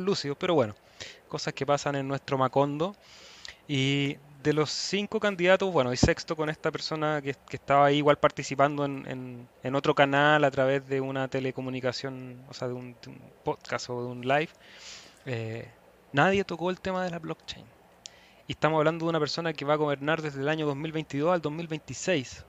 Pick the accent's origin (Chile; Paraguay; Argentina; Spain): Chile; en mi país hay elecciones este fin de semana